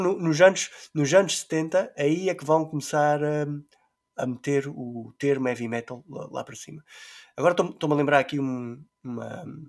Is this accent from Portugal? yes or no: yes; Terceira Island, Azores, Portugal; nós somos da Ilha Terceira